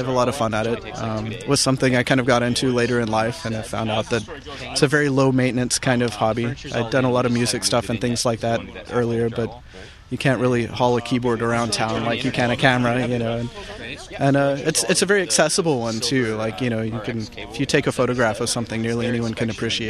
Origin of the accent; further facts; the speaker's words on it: Lubbock, Texas, United States; I'm originally from Lubbock, Texas, and then lived in Dallas for a while and wound up here.